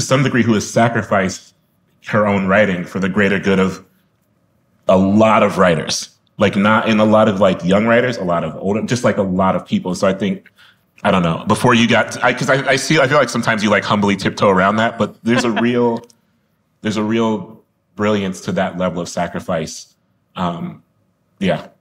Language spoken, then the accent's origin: English; Columbus, Ohio, United States; I'm from Columbus